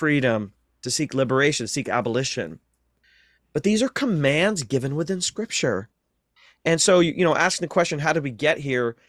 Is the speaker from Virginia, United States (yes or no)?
no; North Central Ohio, United States; I grew up in North Central Ohio